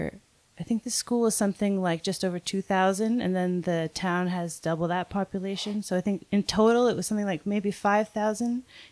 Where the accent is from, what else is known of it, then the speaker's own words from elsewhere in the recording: just north of Toronto, Ontario, Canada; moved away as an adult; also born or lived in New Brunswick / Montreal; So I'm Canadian, and I grew up just north of Toronto, and I did my art schooling in two different chapters. So the first chapter, I was on the east coast of Canada.